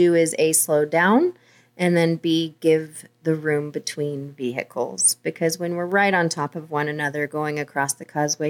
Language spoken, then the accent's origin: English; Oklahoma, United States; born there; I was born in Oklahoma.